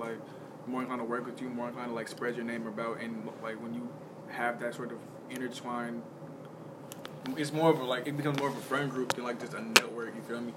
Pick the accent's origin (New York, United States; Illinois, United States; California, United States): Illinois, United States; Chicago; growing up in Chicago